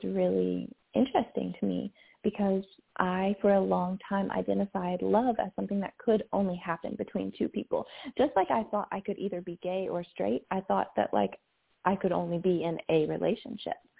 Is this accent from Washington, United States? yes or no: no; Kentucky, United States; I grew up in Kentucky in the South